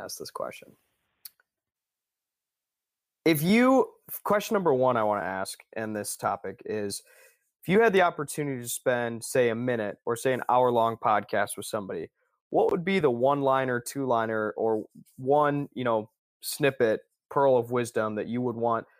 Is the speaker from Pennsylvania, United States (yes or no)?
no; Ann Arbor, Michigan, United States; now in Holland, United States; I grew up in Ann Arbor, actually